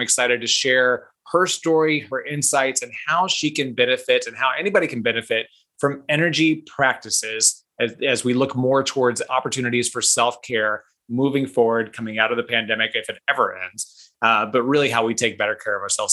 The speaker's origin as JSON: {"language": "English", "town": "Kansas City", "region": "Missouri", "country": "United States", "tie": "born or raised there", "said": "Kansas City, my hometown"}